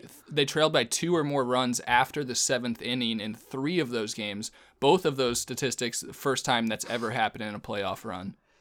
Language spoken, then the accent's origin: English; Northern Virginia, United States; moved away; I grew up in Northern Virginia